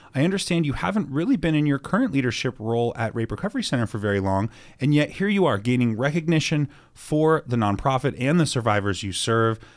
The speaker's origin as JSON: {"language": "English", "region": "Washington", "country": "United States", "tie": "born or raised there", "also_born_or_lived": "Colorado / Austin, Texas", "moved": "yes", "lives_now": "Salt Lake City, United States", "said": "my home state of Washington"}